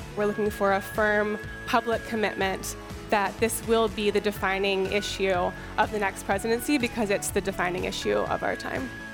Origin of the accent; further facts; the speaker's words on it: Oakland, California, United States; I was born and raised in Oakland